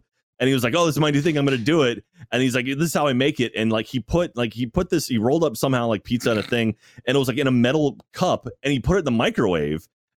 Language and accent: English; Texas, United States; I'm born and raised in Texas